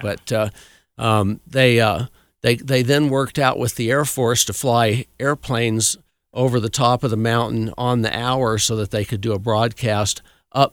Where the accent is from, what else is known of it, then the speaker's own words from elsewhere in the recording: Cascade, Colorado, United States; I grew up in Cascade